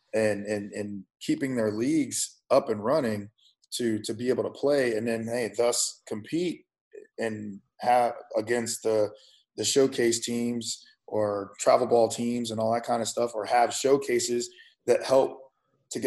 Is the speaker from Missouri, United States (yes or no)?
yes; St. Louis, Missouri, United States; I grew up in St. Louis